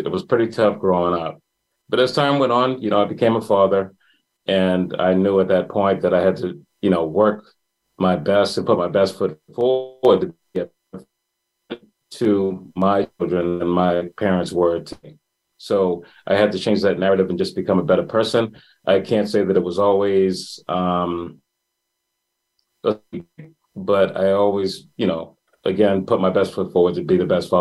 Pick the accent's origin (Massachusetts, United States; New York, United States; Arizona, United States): Massachusetts, United States; Boston; I'm, born and raised in Boston, Massachusetts. I grew up in Mattapan